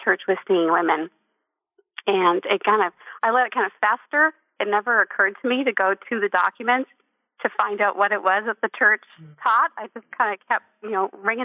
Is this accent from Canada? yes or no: yes; East Coast of Canada, Atlantic Canada, Canada; I grew up in Canada on the East Coast in a beautiful Catholic